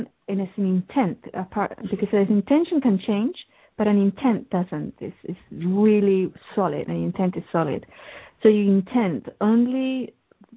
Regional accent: England, United Kingdom; I grew up in England.

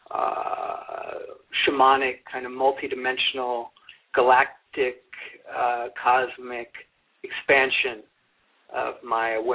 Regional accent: Santa Monica, California, United States; moved away as an adult; also born or lived in Newport Beach, California / Colorado / Aspen, Colorado; I was born and raised in Southern California, and um, I was born in Santa Monica, and um, and um, grew up grew up here

